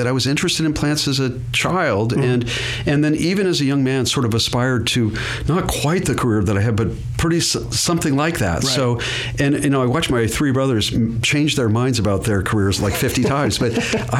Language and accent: English; Hawaii, United States; moved away; I grew up in Hawaii